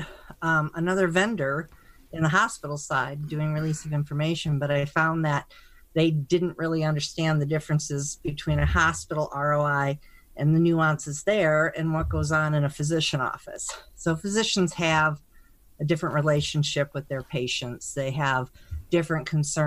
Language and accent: English; Michigan, United States; I'm actually from Michigan, went to school there